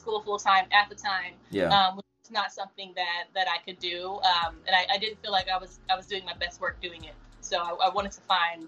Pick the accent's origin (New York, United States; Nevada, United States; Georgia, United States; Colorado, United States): Nevada, United States; Las Vegas; also born or lived in Los Angeles, United States; Of course, I was raised in Vegas. I went to school there. I graduated there.